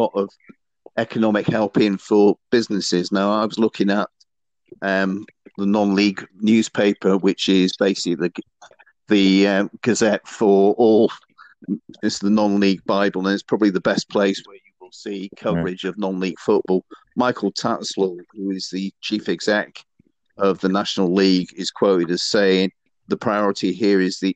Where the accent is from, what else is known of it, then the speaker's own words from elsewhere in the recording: Bristol, South West England, United Kingdom; My hometown is Bristol